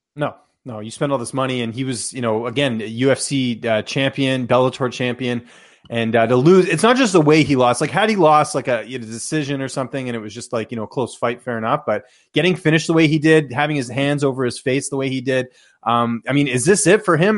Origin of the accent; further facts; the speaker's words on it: Canada; growing up in Canada